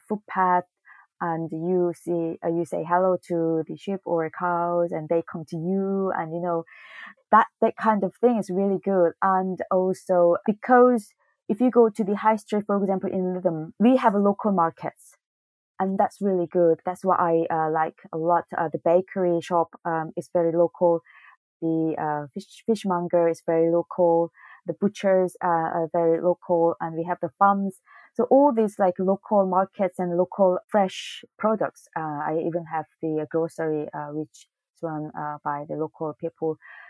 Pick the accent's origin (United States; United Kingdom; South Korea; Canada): South Korea; English is a second language; So I'm from Korea, and then ask me North or South. And I say South